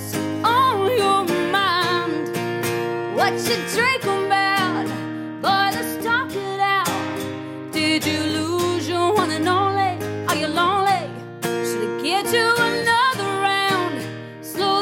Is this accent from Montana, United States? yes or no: yes; Montana, United States; I'm from Montana.